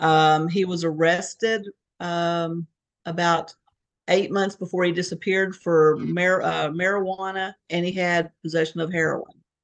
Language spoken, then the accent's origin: English; Fort Smith, Arkansas, United States; moved away as an adult; also born or lived in Fayetteville, Arkansas / Beaumont, Texas / Connecticut / Houston, Texas; We grew up in Fort Smith, Arkansas, which is uh, right on the border of Arkansas, Oklahoma